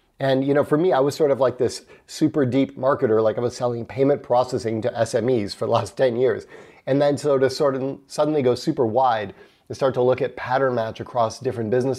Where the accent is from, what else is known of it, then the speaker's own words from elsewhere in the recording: United States; accent: American; I'm American